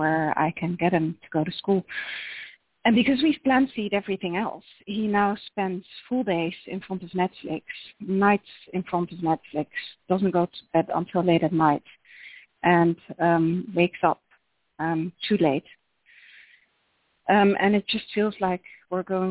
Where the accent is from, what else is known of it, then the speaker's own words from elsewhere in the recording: Netherlands; accent: Dutch; English is a second language; moved away as an adult; also born or lived in United States; you can tell by my accent that we're Dutch, but we have lived in the U.S. for 8 years